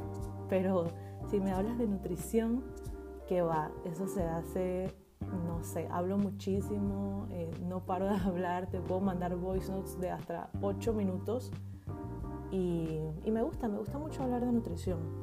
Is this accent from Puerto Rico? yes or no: no; Panama; soy panameña, nacida y criada en Panamá.